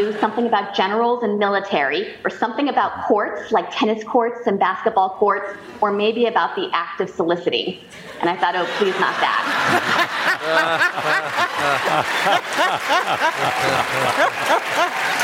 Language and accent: English; Idaho, United States; I was born and raised in Idaho. I'm a very proud Idahoan